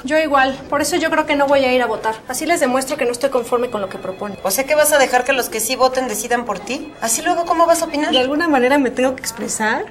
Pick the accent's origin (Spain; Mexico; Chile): Mexico; State of Mexico; los mexiquenses somos mexicanos dos veces, por patria y por provincia